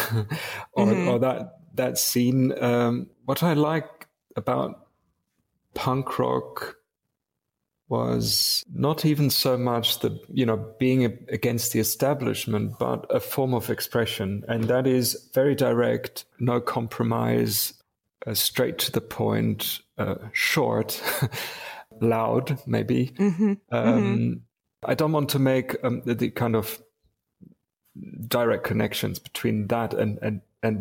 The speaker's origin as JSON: {"language": "English", "town": "Wuppertal", "region": "North Rhine-Westphalia", "country": "Germany", "tie": "born or raised there", "also_born_or_lived": "Munich, Germany / England", "moved": "yes"}